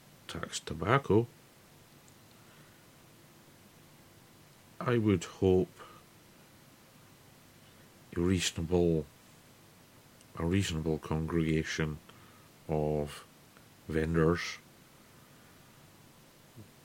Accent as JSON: {"language": "English", "region": "Scotland", "country": "United Kingdom", "said": "since I'm Scottish"}